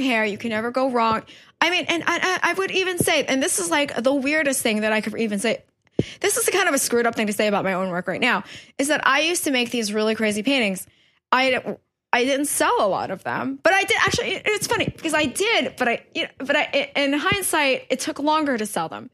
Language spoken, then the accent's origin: English; New York City, New York, United States; also born or lived in Guangdong, China / West Harlem; I spent my whole life mostly in Woodhaven, Queens